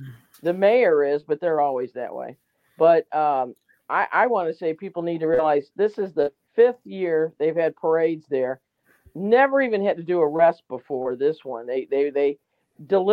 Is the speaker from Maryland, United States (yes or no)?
no; St. Louis, Missouri, United States; also born or lived in Kansas City; I'm from St. Louis, but I did live some time in Kansas City